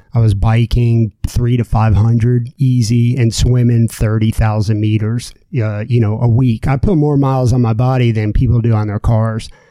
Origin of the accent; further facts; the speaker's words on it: Florida, United States; also born or lived in New Jersey; I grew up and lived in Florida, um, but I was born in New Jersey.